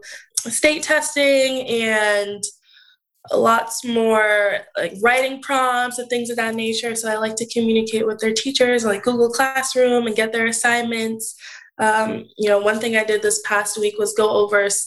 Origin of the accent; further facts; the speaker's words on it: New Jersey, United States; also born or lived in Indiana; when I come back home from Indiana to New Jersey, I would still shadow SLPs here in the area, New Jersey.